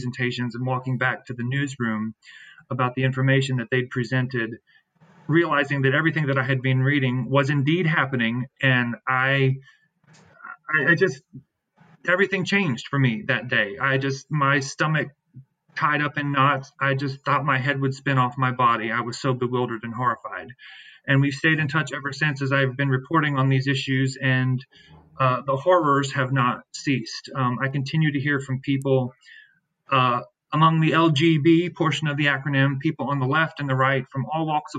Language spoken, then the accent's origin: English; Shenandoah Valley, Virginia, United States; moved away as an adult; now in Washington, D.C., United States; I'm originally from the Shenandoah Valley of Virginia, a Mennonite boy from the valley